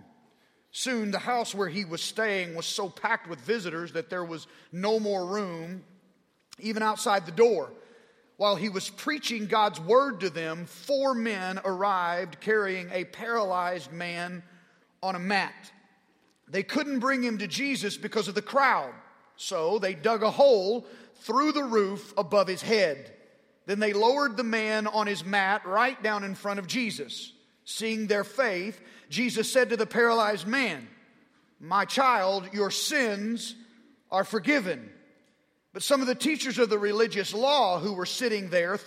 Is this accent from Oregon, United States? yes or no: no; Arkansas, United States; accent: southern drawl; I'm a redneck from Arkansas